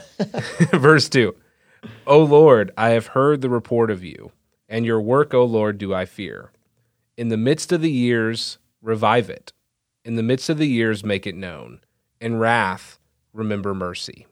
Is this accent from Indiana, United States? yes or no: yes; Franklin Township, Indiana, United States; Hailing from Franklin Township, Indiana